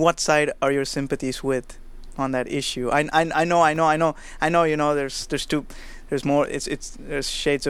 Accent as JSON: {"language": "English", "country": "India", "moved": "yes", "said": "I'm from India"}